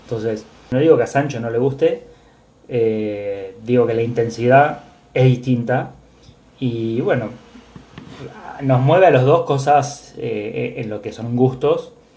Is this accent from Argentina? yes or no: yes; Buenos Aires, Argentina; mi ser porteño, de, ser argentino